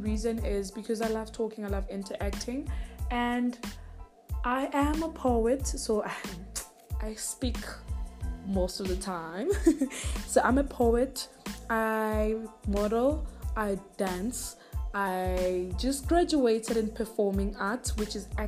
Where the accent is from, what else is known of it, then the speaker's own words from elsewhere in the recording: Richards Bay, KwaZulu-Natal, South Africa; So I'm from South Africa. I'm from KZN in a small town called Richards Bay